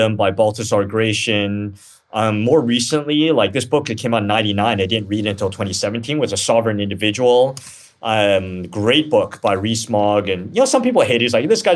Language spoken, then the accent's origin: English; Canada; now in United States; I grew up in Canada